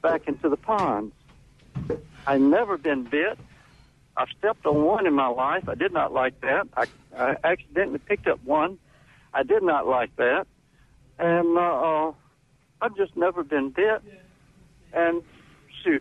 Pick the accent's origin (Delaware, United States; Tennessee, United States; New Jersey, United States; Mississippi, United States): Mississippi, United States; the Delta; now in Byram, United States; I grew up in the Delta